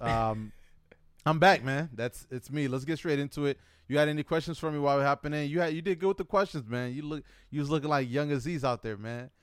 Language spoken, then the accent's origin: English; United States; accent: American; my English American accent. Even though my, uh, my passport says I'm not from America or I wasn't born in America